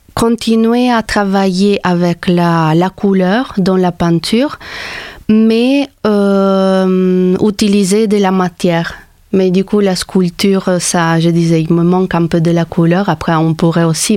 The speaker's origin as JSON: {"language": "French", "town": "Trieste", "region": "Friuli-Venezia Giulia", "country": "Italy", "also_born_or_lived": "Paris, France", "moved": "as an adult", "lives_now": "Montpellier, France", "said": "je viens d'Italie, de, la ville de Trieste, Trieste"}